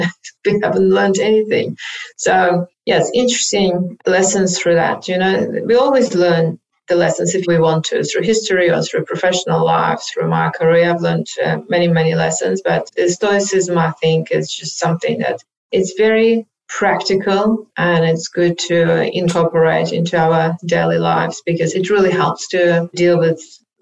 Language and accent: English; Odesa, Odesa Oblast, Ukraine; now in Australia; I'm not sure if you're aware, but I am from Ukraine originally. I moved to Australia about 29 years ago, but from the beautiful city of Odessa that hopefully they're not going to bomb. That's the third largest city in Ukraine.